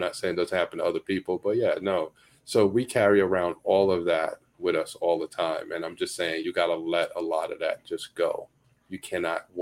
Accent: New York City, New York, United States; I grew up in Bed-Stuy

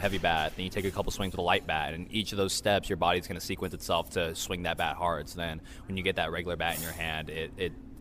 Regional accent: Bay Area, California, United States; I grew up in the Bay Area.

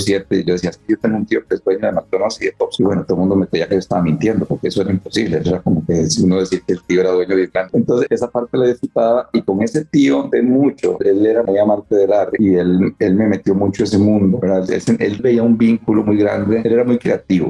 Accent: San José, Costa Rica; yo nací en Costa Rica, en San José

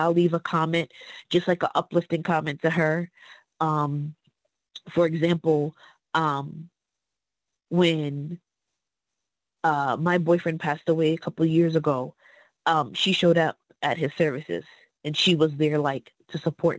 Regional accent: Fairview, United States; moved away; I am coming from Fairview.

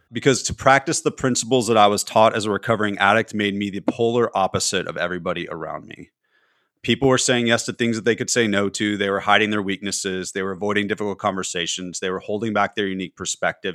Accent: California, United States; moved away; also born or lived in Tennessee; being a Californian

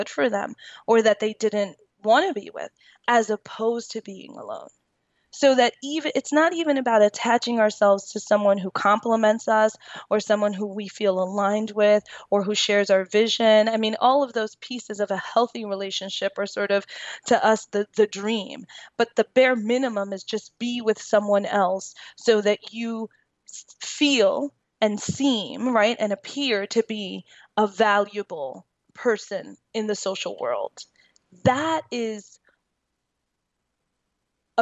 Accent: New York, United States; I'm from New York

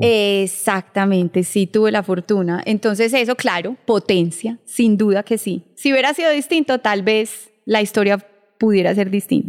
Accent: Colombia; Somos colombianos y nos sentimos orgullosos de eso

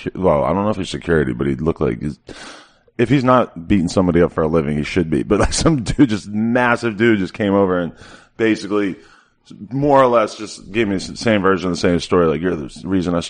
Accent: Nashua, New Hampshire, United States; I grew up in Nashua, which is like 5 minutes away from the Massachusetts border

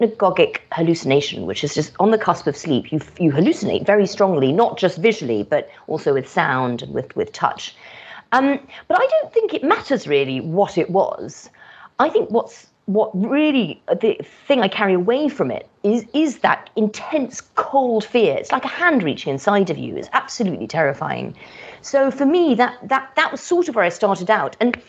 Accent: Kenya; also born or lived in Madagascar / Yemen / Morocco; So I had quite an itinerant childhood. So I grew up in Kenya, Madagascar, Yemen, Morocco, and but it was pre-internet days as well.

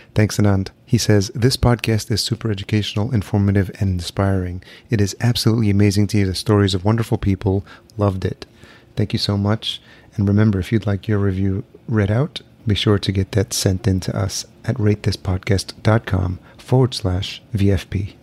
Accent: El Salvador; growing up in El Salvador, my home country as well

